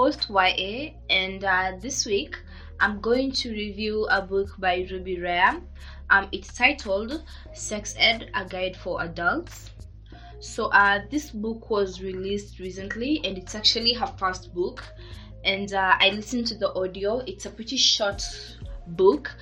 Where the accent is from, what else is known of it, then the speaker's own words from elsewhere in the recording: Kenya; I'm from Kenya